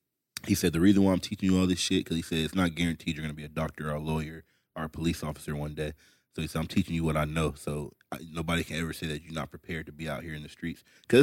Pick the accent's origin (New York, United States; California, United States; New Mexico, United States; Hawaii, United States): California, United States; also born or lived in Kentucky; because we're from California